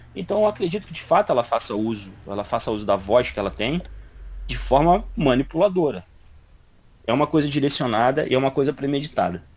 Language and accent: Portuguese; Brazil; eu sou brasileiro